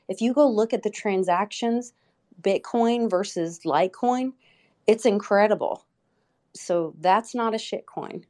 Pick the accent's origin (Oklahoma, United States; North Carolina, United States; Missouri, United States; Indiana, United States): Oklahoma, United States; Oklahoma City; my hometown in Oklahoma City